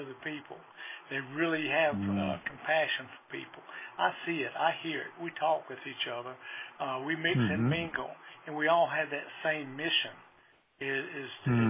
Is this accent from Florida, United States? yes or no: no; Greenwood, South Carolina, United States; I was raised in the Greenwood community